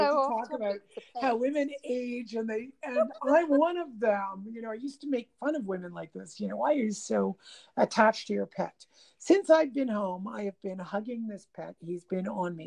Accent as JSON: {"language": "English", "country": "Canada", "said": "I'm Canadian"}